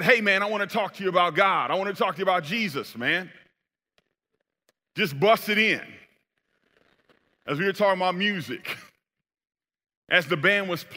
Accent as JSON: {"language": "English", "town": "Sacramento", "region": "California", "country": "United States", "also_born_or_lived": "Bay Area", "moved": "yes", "said": "in Sacramento, where I'm actually from"}